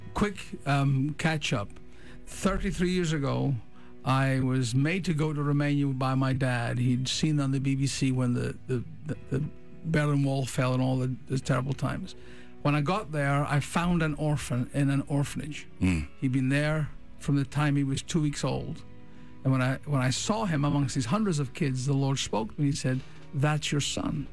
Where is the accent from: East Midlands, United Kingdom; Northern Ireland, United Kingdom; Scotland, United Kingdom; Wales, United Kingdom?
Scotland, United Kingdom; I'm a Scotsman